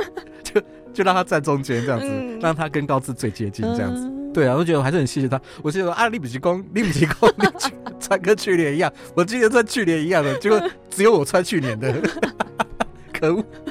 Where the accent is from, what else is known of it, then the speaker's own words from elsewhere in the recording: Taiwan; 他是我们台湾人做的